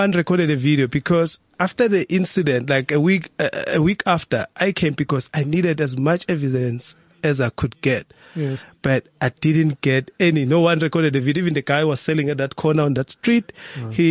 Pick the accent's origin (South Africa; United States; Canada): South Africa; I am a South African. Yeah. Maybe they did so because I'm a dark skinned person.